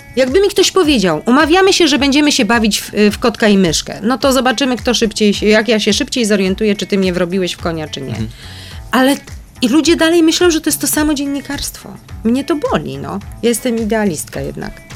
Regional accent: Kraków, Lesser Poland, Poland; Urodziłam się w Krakowie i pierwszy rok życia pod Krakowem mieszkałam, a potem mm, e, na czas liceum wróciłam do Krakowa, no i studiowałam już w Krakowie.

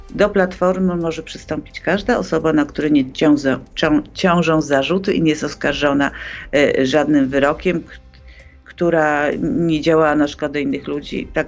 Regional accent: Poland

